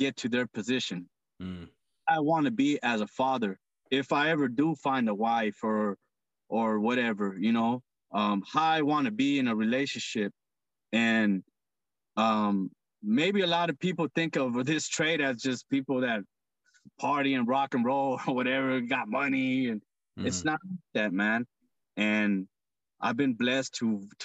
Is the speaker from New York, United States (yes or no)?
no; Monrovia, California, United States; moved away as an adult; now in Northern California, United States; I'm from Southern California